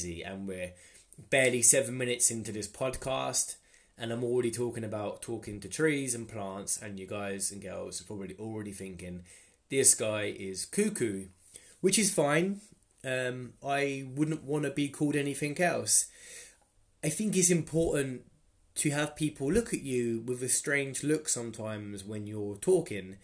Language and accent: English; Luton, East of England, United Kingdom; So I was born in England, Luton. I was born in the Luton and Dunstable Hospital.